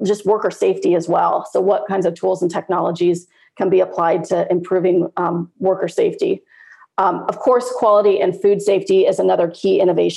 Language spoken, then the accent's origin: English; Turlock, California, United States; moved away; I'm based in Turlock